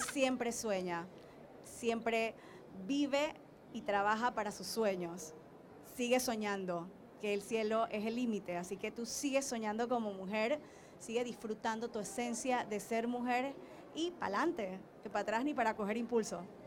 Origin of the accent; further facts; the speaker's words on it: Panama; nos hace sentir muy orgullosas ambas como panameñas